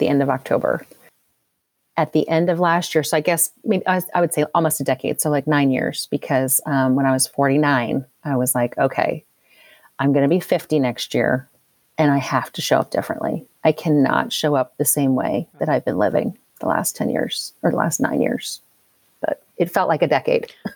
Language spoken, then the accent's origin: English; Philadelphia, Pennsylvania, United States; also born or lived in Louisville, Kentucky; now in Kentucky, United States; I live outside Louisville, Kentucky. Did not grow up here. I grew up outside Philadelphia.